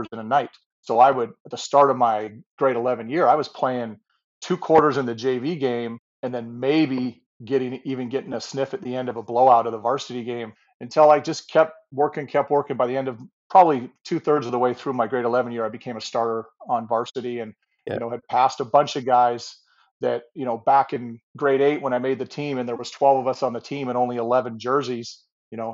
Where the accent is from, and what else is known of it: Ferndale, Washington, United States; born or raised there; moved away as an adult; also born or lived in San Diego, California; now in British Columbia, Canada